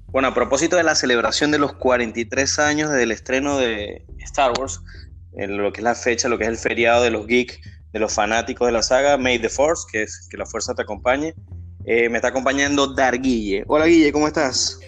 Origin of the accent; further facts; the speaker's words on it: Maracaibo, Zulia, Venezuela; nosotros somos de Maracaibo